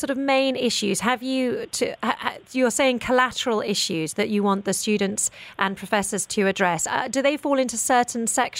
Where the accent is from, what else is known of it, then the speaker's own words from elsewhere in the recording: United Kingdom; I'm very British.